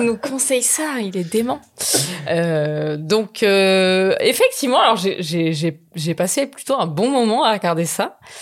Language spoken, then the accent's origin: French; Marseille, Provence-Alpes-Côte d'Azur, France; je suis marseillaise extrêmement chauvine